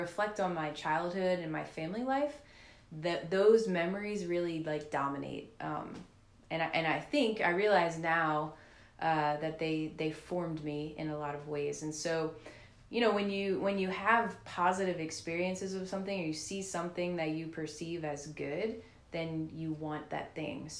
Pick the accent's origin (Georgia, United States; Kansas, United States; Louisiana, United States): Louisiana, United States; New Orleans; also born or lived in Slidell, Louisiana / Lafayette, Louisiana; So I grew up in New Orleans most of my life since I was five. My family moved to New Orleans when I was five from Slidell.